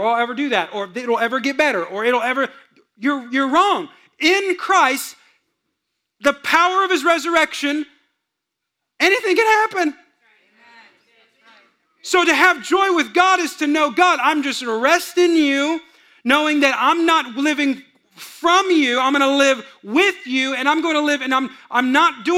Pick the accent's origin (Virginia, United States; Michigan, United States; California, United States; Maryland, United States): California, United States; Bay Area; moved away; I grew up in California, but I grew up in kind of the hills of California